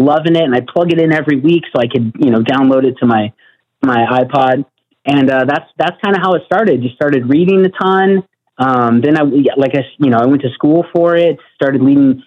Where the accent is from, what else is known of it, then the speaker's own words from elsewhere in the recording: Northern Arizona, United States; I'm from Northern Arizona, which was founded by Mormons